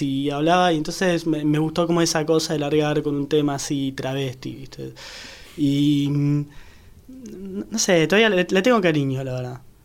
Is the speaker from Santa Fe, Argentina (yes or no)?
no; San Isidro, Buenos Aires Province, Argentina; yo soy de San Isidro